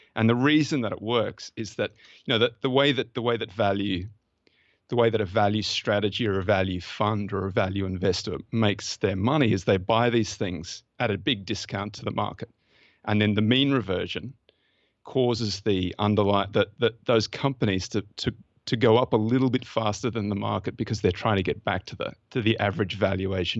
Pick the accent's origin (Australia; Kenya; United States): Australia; accent: Australian; my Australian accent